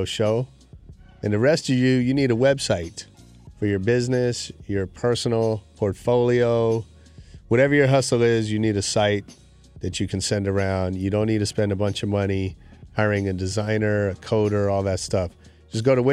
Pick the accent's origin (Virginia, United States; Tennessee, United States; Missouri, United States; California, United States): California, United States; San Francisco; I grew up in San Francisco